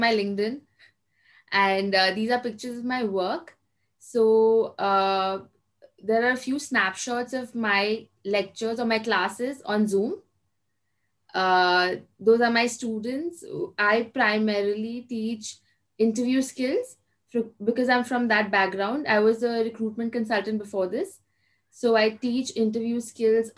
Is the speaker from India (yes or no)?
yes; Kolkata, West Bengal, India; also born or lived in Mumbai; And I am from Kolkata, which is in East India.